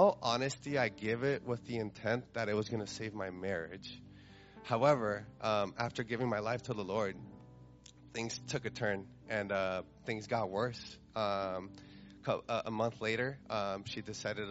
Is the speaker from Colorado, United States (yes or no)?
yes; Carbondale, Colorado, United States; I'm from Carbondale, Colorado.